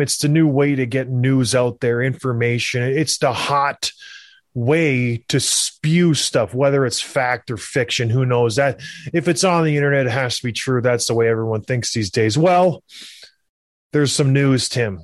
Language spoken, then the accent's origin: English; across the river from Buffalo, Ontario, Canada; I'm from the Buffalo area. I grew up right across the river. We would go to Buffalo all the time as kids